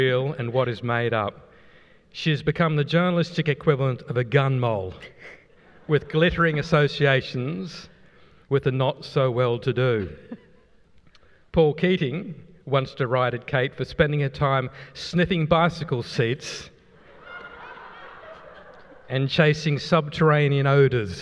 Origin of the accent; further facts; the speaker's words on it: Coffs Harbour, New South Wales, Australia; moved away; also born or lived in Casino, New South Wales / Gundagai, New South Wales; grew up in Gundagai and Coffs Harbour.